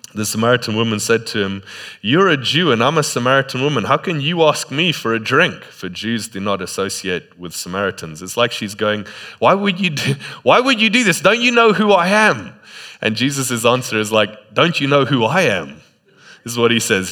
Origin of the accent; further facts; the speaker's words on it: Botswana; moved away; in Botswana, sometimes in the middle of the day, you just don't go outside